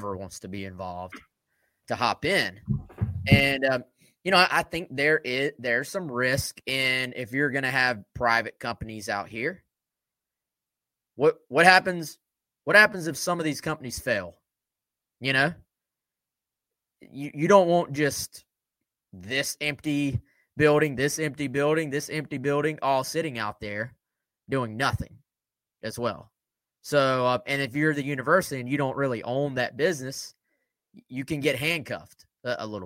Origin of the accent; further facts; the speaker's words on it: York County, South Carolina, United States; I'm from York County